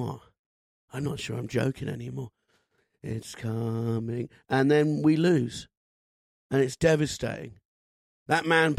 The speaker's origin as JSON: {"language": "English", "region": "England", "country": "United Kingdom", "said": "to be English"}